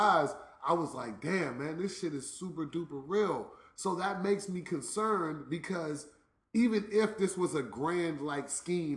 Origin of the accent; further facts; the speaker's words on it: Washington, District of Columbia, United States; I'm from D.C.